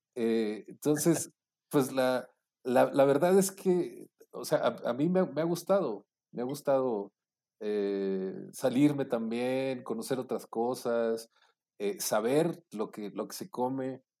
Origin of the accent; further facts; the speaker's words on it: Monclova, Coahuila, Mexico; also born or lived in Mexico City; now in Puebla, Mexico; cuando me fui del, de, de Monclova a, a la Ciudad de México